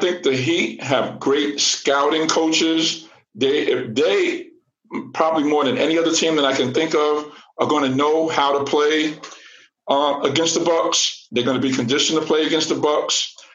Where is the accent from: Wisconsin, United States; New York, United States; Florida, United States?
New York, United States; New York City; growing up in New York City